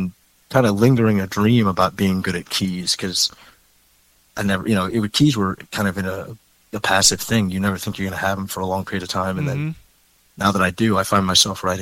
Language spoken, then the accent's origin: English; Baltimore, Maryland, United States; moved away as an adult; also born or lived in Ohio; now in Seattle, United States; I grew up in Baltimore